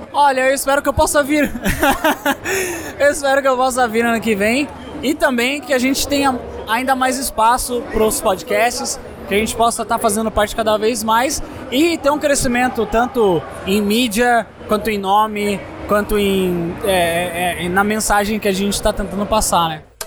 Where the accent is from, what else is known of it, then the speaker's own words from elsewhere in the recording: Sorocaba, São Paulo, Brazil; Eu sou de Sorocaba, interior de São Paulo